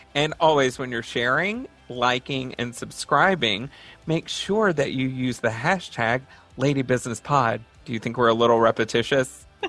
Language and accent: English; Texas, United States; I'm from Texas